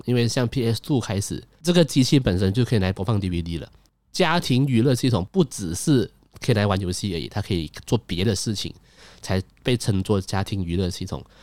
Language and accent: Chinese; Malaysia; 我是马来西亚人